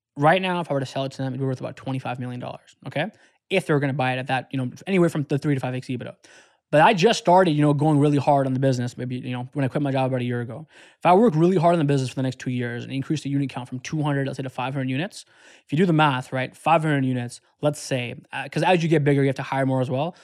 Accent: Detroit, Michigan, United States; I was from Detroit

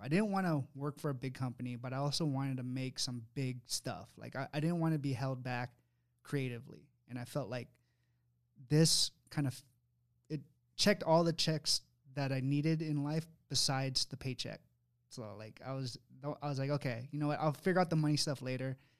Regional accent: Sacramento, California, United States; me, Will, Dana, we're from Sacramento, California

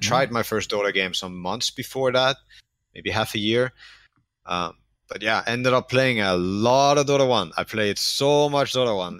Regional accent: Denmark; born, born and raised in Denmark.

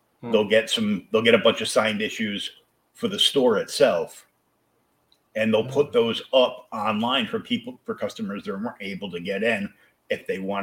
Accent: Rhode Island, United States; moved away; I was born in Rhode Island

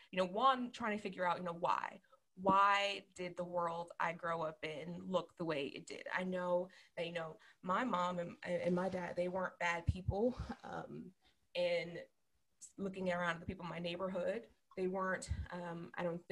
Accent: Philadelphia, Pennsylvania, United States; I'm originally from Philadelphia, Pennsylvania.

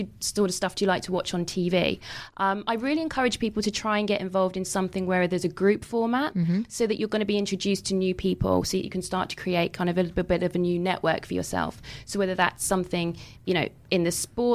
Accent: United Kingdom; I'm a Brit in LA.

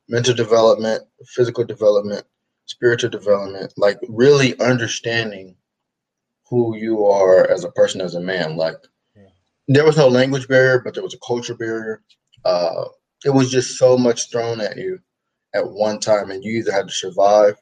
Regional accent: Inglewood, California, United States; Born and raised in Inglewood, California. So that's just in the middle of Los Angeles

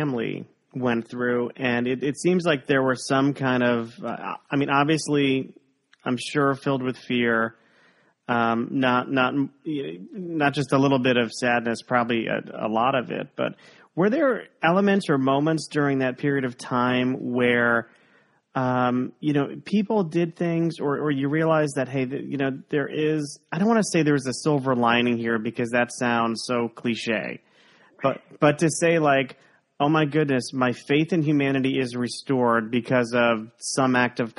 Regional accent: South Florida, United States; We grew up in South Florida

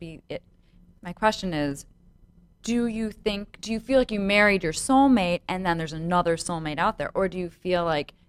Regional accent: Chicago, Illinois, United States; I'm also from Chicago

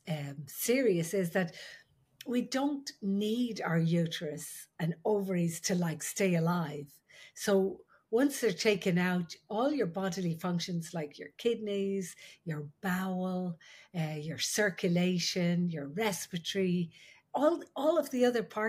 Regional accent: Ireland; I'm the Irish midwife

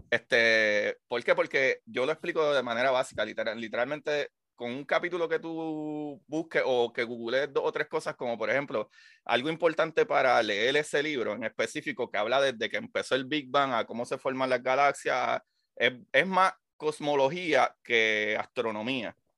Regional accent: Puerto Rico; yo soy el único puertorriqueño que está haciendo podcast de ciencia

